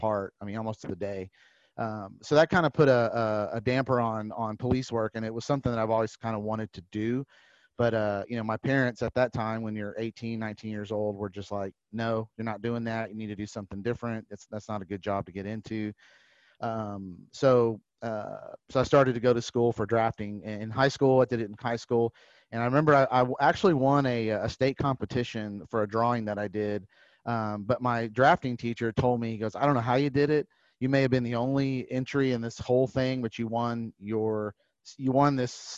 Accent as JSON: {"language": "English", "town": "San Antonio", "region": "Texas", "country": "United States", "tie": "born or raised there", "also_born_or_lived": "Brownsville, Texas / Leander, Texas", "said": "I grew up in San Antonio, Texas"}